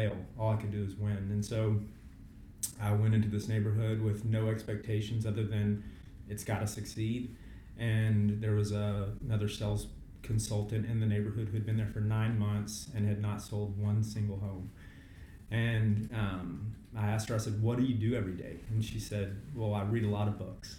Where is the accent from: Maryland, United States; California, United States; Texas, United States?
Texas, United States; Fort Worth; I'm born and raised in Fort Worth, Texas, where we do business